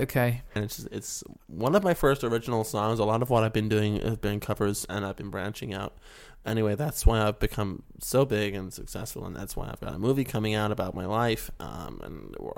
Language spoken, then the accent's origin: English; West Virginia, United States; now in California, United States; You can tell by my accent that I'm clearly from West Virginia.